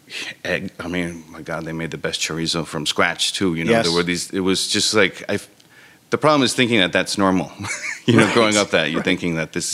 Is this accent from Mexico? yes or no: yes; Mexico; I'm Mexican because I was born in Mexico.